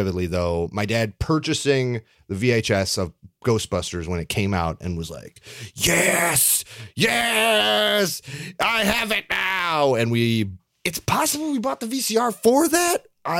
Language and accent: English; Canada; I'm Canadian.